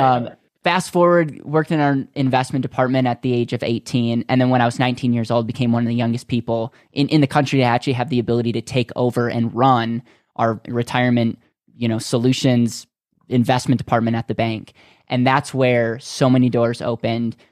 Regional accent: Wisconsin, United States; I grew up in Wisconsin

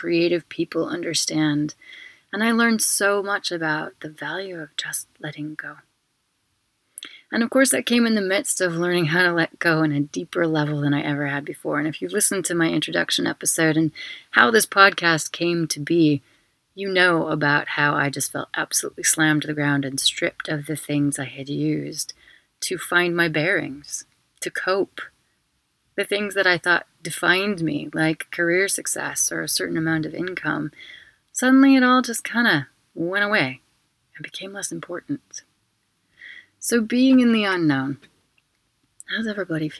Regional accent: United Kingdom; now in Barcelona, Spain; I'm also a British citizen

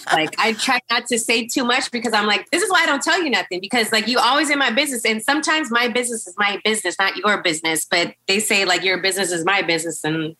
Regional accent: California, United States; But I'm from California, in my late 20s. I'm just, you know, fun-loving girl out

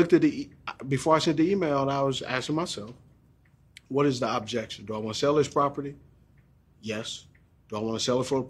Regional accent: Los Angeles, California, United States; Exactly. Remember, I grew up in the …, you know, ….

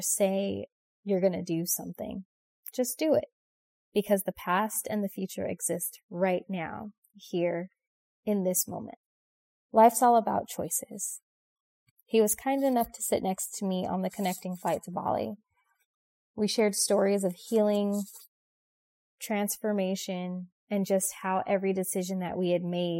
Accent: United States; I was there from America

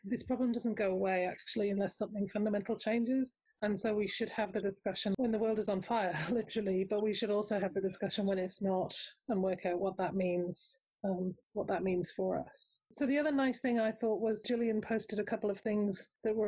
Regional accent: Australia; I'm Australian

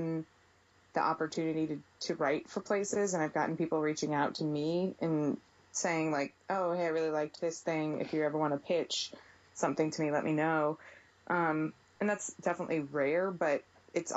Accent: St. Louis, Missouri, United States; moved away; I'm from St. Louis, and from like a big Italian family

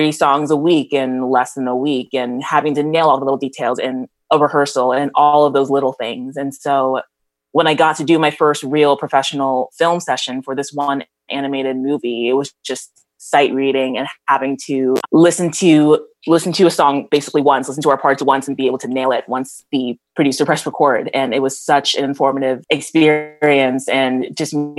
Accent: Omaha, Nebraska, United States; also born or lived in New Jersey; I am back in my hometown of Omaha, Nebraska right now

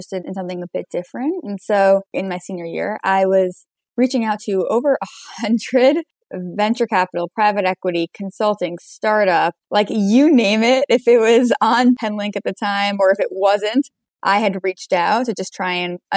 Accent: New York, United States; I grew up in New York, so have not strayed too far across the years

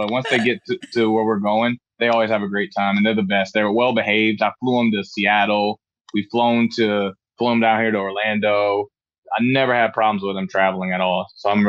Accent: Frankfurt, Hesse, Germany; also born or lived in Tacoma, Washington; So I was born in Tacoma, Washington, and I was only there for about 2 months, I would say. My dad got restationed in Germany. So around 2 months old, I just literally flew from Tacoma, Washington all the way to Germany. And I lived in Frankfurt, Germany, and Hanau, Budigen

